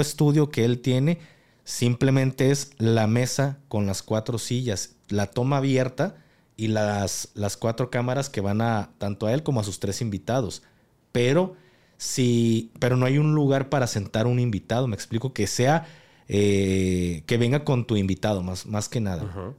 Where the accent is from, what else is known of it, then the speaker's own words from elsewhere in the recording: Mexico; como militar y como mexicano